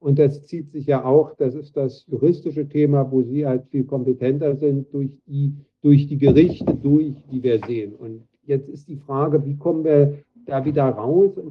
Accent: Berlin, Germany; moved away as an adult; now in Lausanne, Switzerland; ich bin 1966 in Berlin-West geboren, also das passt zu dem, was eben war, man muss über 50 sein, das bin ich auch

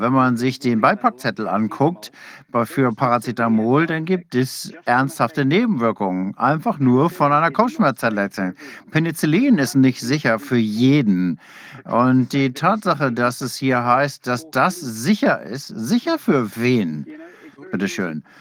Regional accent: England, United Kingdom; now in Australia; Ich selbst bin Engländer, meine Frau ist aus äh, Australierin

